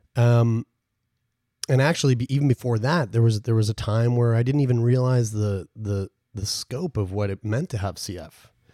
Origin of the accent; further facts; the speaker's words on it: Newfoundland and Labrador, Canada; my whole family, we're all from Newfoundland